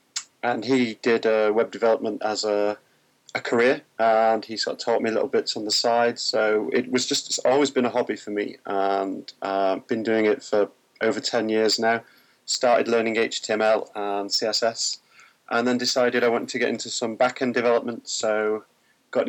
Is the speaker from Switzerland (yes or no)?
no; Manchester, North West England, United Kingdom; I was born in Manchester and still live there in the UK.